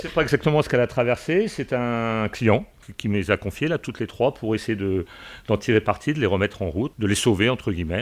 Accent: Belle-Île-en-Mer, Brittany, France; moved away as an adult; je suis originaire de, de Belle-Île

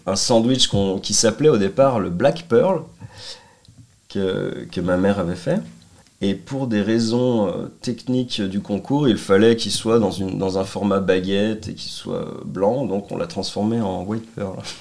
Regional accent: Annecy, Auvergne-Rhône-Alpes, France; also born or lived in Lyon; je suis revenu euh, bah, dans ma terre natale, on va dire, Annecy

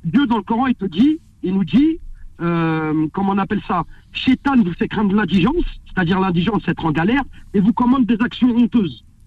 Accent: Saint-Denis, Île-de-France, France; j'ai grandi à Saint-Denis

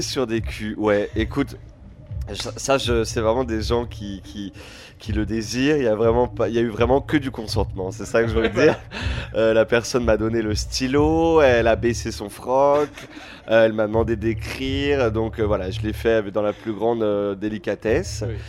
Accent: Créteil, Île-de-France, France; Il y a Créteil Soleil, là où j'ai grandi

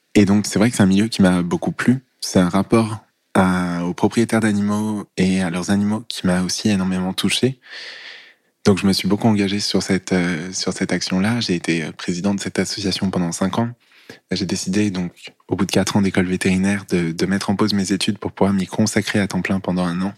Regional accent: near Lyon, Auvergne-Rhône-Alpes, France; Je suis né à Lyon et puis je suis allé grandir à une demi-heure à peu près de la ville de Lyon

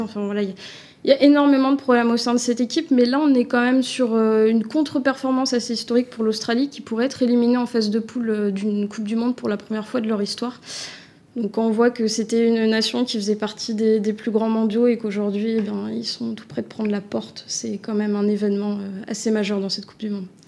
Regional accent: France; en tant que Français

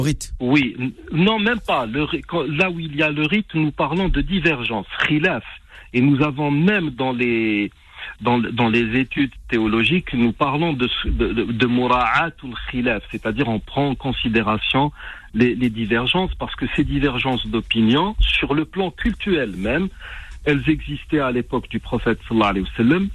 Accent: Algeria; chez nous en Algérie

